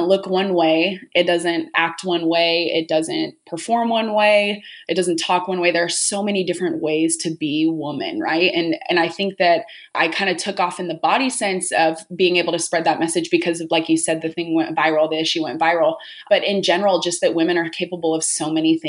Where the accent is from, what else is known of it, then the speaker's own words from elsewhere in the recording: Orange County, California, United States; I grew up in Orange County, California